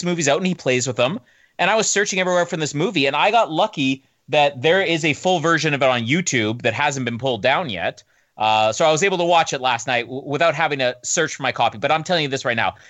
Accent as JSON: {"language": "English", "country": "Canada", "said": "I'm Canadian"}